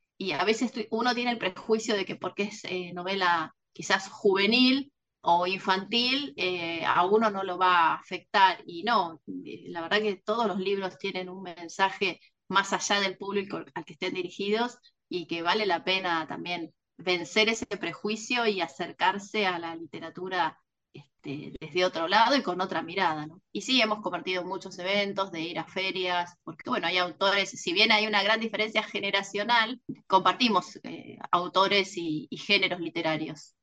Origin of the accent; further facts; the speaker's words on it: Mar del Plata, Buenos Aires Province, Argentina; autora de Penguin Random House de la ciudad de Mar del Plata